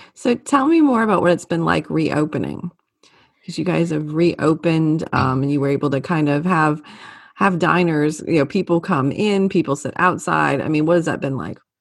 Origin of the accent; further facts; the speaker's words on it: Louisiana, United States; growing up in Louisiana